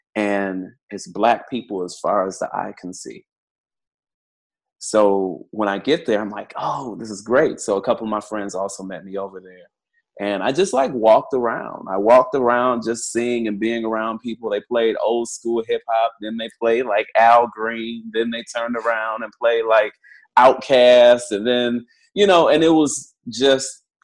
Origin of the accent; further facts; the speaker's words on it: Detroit, Michigan, United States; moved away; I'm originally from Detroit, Michigan.